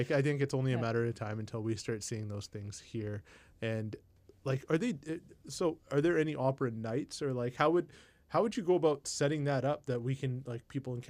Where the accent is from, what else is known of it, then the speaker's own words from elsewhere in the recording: India; And I was like, oh, I'm Indian.